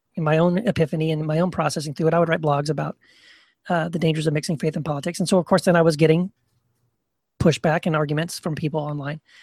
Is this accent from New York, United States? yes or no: no; Texas, United States; now in California, United States; I live in California now, but I grew up in Texas